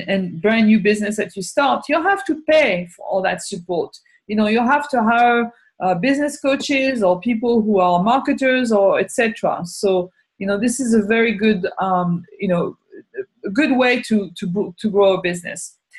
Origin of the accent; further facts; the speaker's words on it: France; English is a second language; moved away as an adult; now in United States; You know, I came from France 30 years ago, and especially then, now maybe it's a little bit different, but still, there is a lot less red tape to start a business here than there was in France at that time.